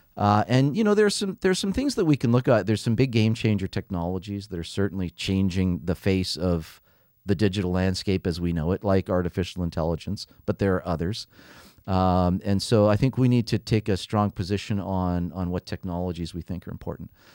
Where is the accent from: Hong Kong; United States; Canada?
Canada; also born or lived in London; being Canadian